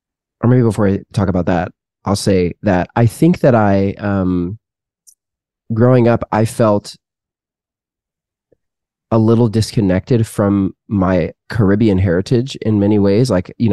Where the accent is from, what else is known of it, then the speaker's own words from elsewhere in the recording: Canada; my parents had grown up in Canada, and then I was born in Canada.